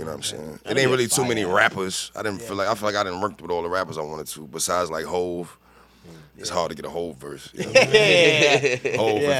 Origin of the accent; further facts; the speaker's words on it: New York City, New York, United States; I'm from Harlem.